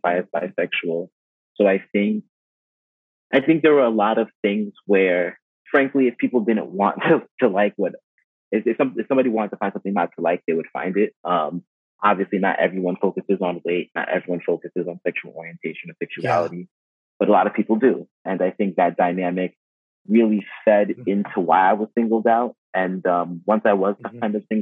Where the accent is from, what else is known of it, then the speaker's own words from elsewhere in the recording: United States; I'm Haitian American. I'm very proud of my Haitian heritage. My parents were born and raised in Haiti. I was born and raised in the U.S.